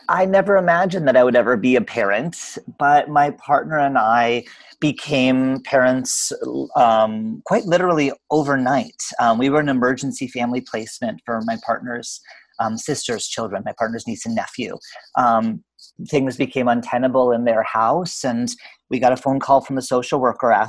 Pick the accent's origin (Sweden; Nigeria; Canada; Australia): Canada; now in Portland, United States; I'm actually Canadian by birth, but I'm living in Portland, Oregon